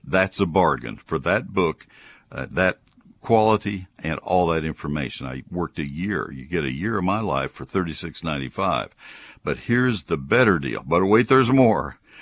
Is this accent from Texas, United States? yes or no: yes; College Station, Texas, United States; I grew up in College Station